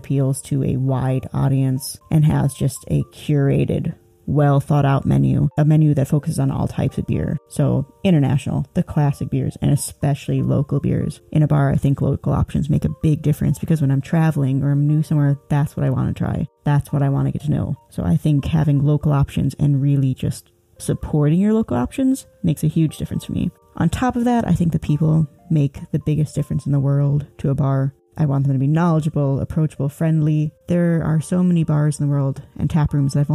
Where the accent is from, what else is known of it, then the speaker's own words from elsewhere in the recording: Illinois, United States; moved away; I am from Illinois originally